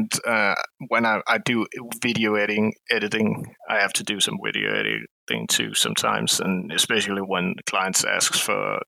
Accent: Denmark; I'm from Denmark

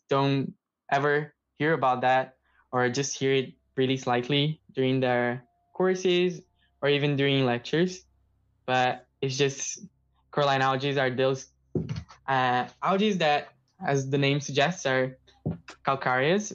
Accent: São Paulo, Brazil; moved away as an adult; I am from Brazil. I'm from São Paulo

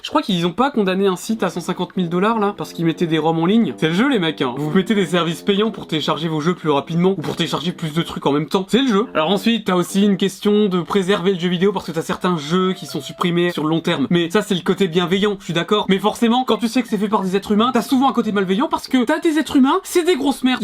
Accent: France; je suis français

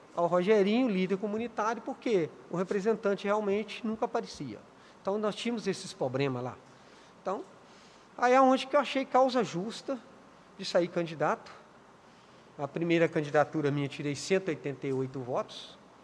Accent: Contagem, Minas Gerais, Brazil; moved away as an adult; now in Lagoa Santa, Brazil; Sou de Contagem, né? Sou de Contagem

